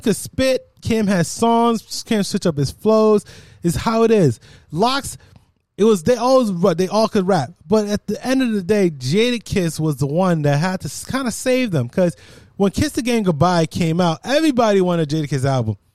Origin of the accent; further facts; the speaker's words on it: Jamaica; I'm Jamaican